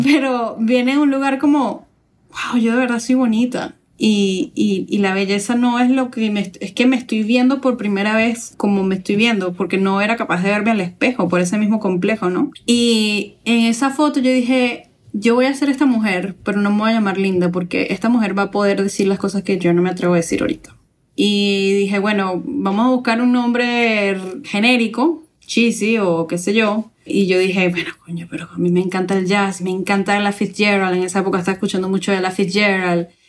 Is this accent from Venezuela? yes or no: yes; Venezuela; now in New York, United States; yo en Venezuela